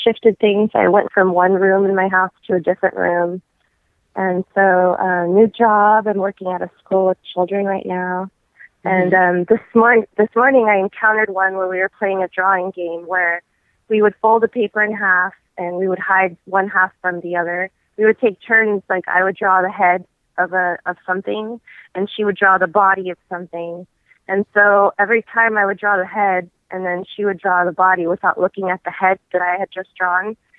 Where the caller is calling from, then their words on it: California, United States; I'm calling from California